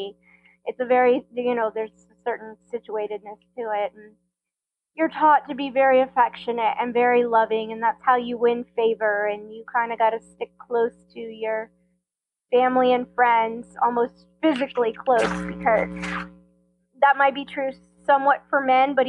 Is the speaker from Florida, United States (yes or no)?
yes; Tampa, Florida, United States; I grew up in Tampa, Florida.